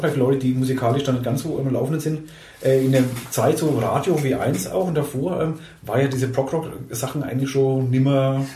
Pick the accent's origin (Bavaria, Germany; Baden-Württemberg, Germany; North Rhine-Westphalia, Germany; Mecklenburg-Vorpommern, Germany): Bavaria, Germany; Schweinfurt; Ich komme aus Schweinfurt